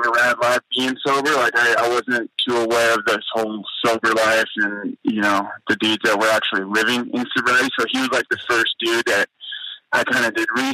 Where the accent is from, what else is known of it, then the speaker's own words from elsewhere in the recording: Moorpark, California, United States; also born or lived in Temecula, California; From Moorpark, California.